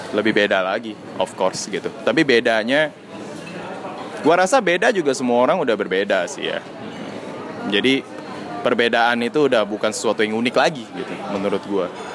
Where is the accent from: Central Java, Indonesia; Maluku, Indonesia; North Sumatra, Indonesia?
North Sumatra, Indonesia; Medan; gue orang Cina Medan